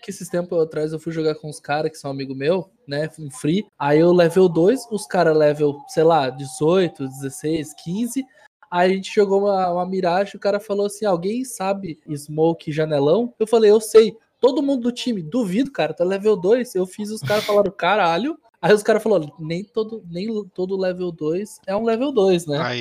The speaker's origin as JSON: {"language": "Portuguese", "region": "Paraná", "country": "Brazil", "said": "eu não sou gaúcho. Ó, entende, eu imito gaúcho, tá. certo? Eu sou paranaense"}